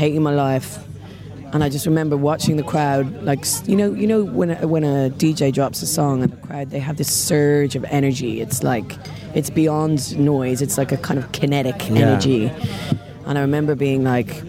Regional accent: Dublin, Leinster, Ireland; I grew up in Dublin, and I was 17 years old

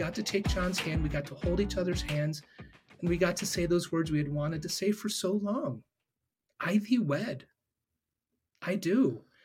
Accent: Ohio, United States; am born and raised in Ohio

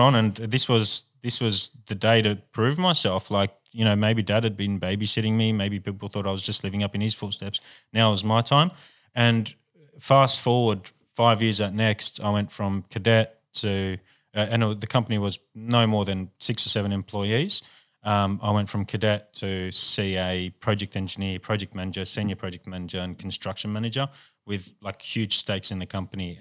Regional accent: Sydney, New South Wales, Australia; we grew up in, in the ghetto of Sydney

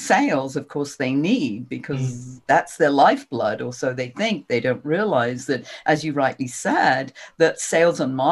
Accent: England, United Kingdom; moved away as an adult; now in United States; I'm originally from England

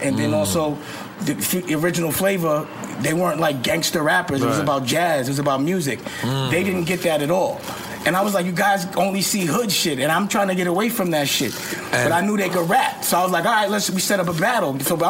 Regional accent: New York City, New York, United States; I'm from Lenox

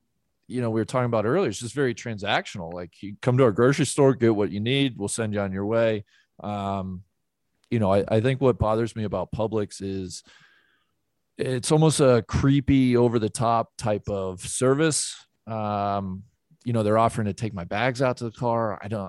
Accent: Cincinnati, Ohio, United States; I'm from Cincinnati, which is the headquarters of Kroger.

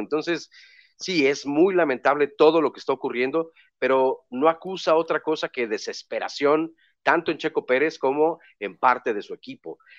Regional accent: Mexico; Somos mexicanos

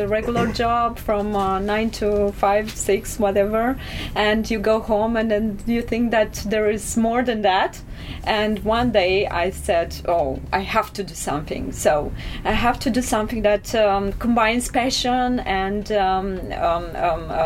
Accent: Bucharest, Romania; English is a second language; I'm from Romania.

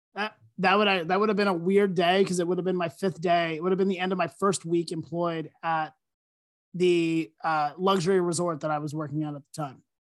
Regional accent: Lancaster, Pennsylvania, United States; moved away as an adult; also born or lived in West Virginia; I grew up in Lancaster, Pennsylvania

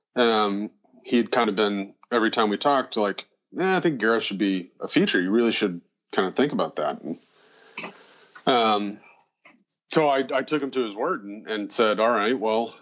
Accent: Nashville, Tennessee, United States; also born or lived in St. Louis, Missouri / Chattanooga, Tennessee; I was born in St. Louis, Missouri. And then when I was 4 years old, my parents moved for my mom was back to Nashville, to Middle Tennessee. And I've lived here ever since

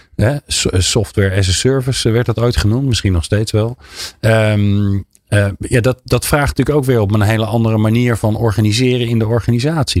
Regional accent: about 15 km from Delft, South Holland, Netherlands; ik ben, nou, ik denk een kilometer of 15 bij Delft vandaan geboren

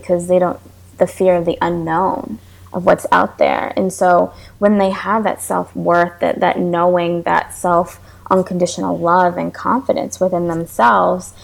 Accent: New York, United States; now in Florida, United States; I'm from New York, and I moved to Florida

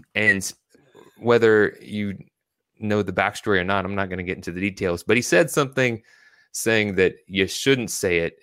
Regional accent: Louisville, Kentucky, United States; also born or lived in Virginia Beach, Virginia; I was born in Virginia Beach, Virginia, but I was raised in Louisville, Kentucky

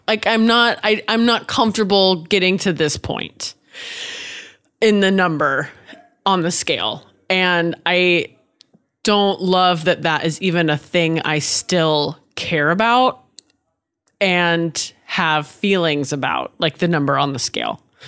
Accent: Washington, United States; also born or lived in Oregon / Nashville; now in California, United States; I was born in Oregon, raised in Washington. Now I live in California

